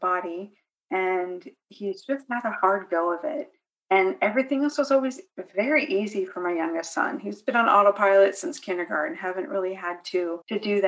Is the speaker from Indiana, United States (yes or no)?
no; California, United States; moved away as an adult; now in North Carolina, United States; I'm originally from California. We moved to North Carolina